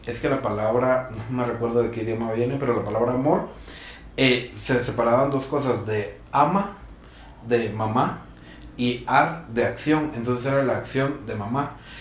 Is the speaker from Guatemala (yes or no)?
yes; Guatemala; siendo guatemaltecos, creo que intrínsecamente en nosotros está